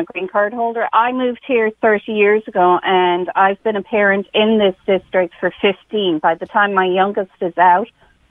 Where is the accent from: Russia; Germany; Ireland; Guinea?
Ireland; now in West Hartford, United States; I'm from Ireland